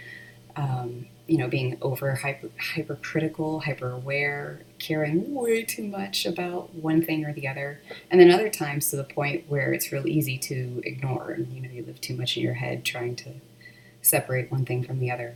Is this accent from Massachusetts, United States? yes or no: no; Texas, United States; I was born and raised in Texas